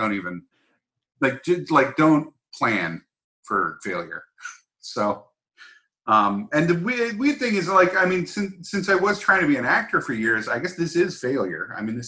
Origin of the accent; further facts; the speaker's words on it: San Diego, California, United States; also born or lived in Massachusetts; We moved to San Diego when I was like 10, so I don't know what counts as growing up. I grew up in Massachusetts and then San Diego.